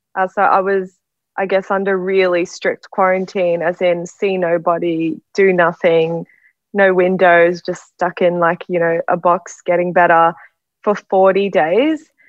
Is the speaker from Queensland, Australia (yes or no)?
yes; Brisbane, Queensland, Australia; now in Sydney, Australia; I'm actually from Brisbane, but I've been stuck in Sydney for COVID nineteen